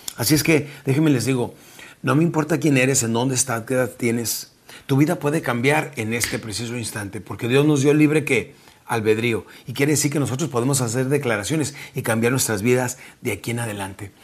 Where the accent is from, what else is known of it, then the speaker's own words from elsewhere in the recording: Mexico; now in South Texas, United States; nuestra República Mexicana